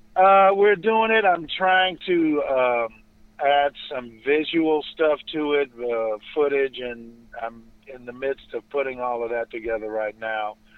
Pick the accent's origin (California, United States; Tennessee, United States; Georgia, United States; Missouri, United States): California, United States; Los Angeles; moved away as an adult; now in Inland Empire, United States; I'm from Los Angeles, born and raised here